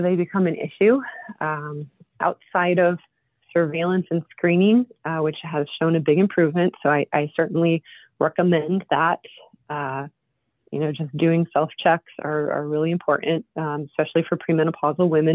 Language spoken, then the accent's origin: English; Mountain Top, Pennsylvania, United States; I grew up in Mountaintop